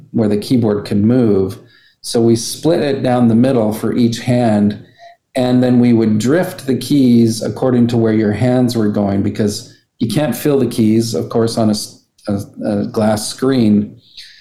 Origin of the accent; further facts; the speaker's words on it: Alberta, Canada; we're just from Alberta